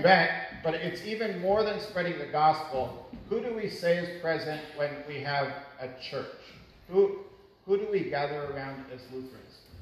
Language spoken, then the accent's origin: English; Canada; moved away as an adult; also born or lived in Maracay, Venezuela; being Canadian, I didn't know a lick of Spanish. They teach us French in Canada